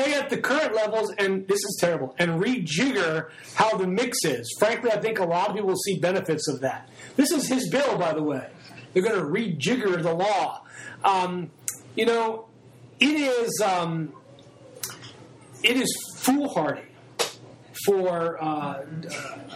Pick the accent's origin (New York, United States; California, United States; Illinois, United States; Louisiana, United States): New York, United States; I grew up in New York in the 60s and 70s